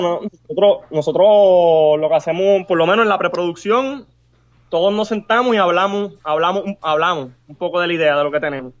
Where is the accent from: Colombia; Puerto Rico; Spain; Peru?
Puerto Rico; somos latinos también, pero no somos de México, somos de Puerto Rico